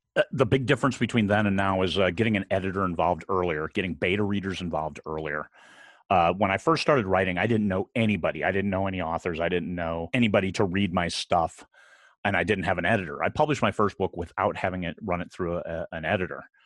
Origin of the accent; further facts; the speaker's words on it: about 120 miles from Lake Geneva, Wisconsin, Midwest, United States; moved away; I, I grew up in the Midwest, about a hundred and twenty miles from Lake Geneva, Wisconsin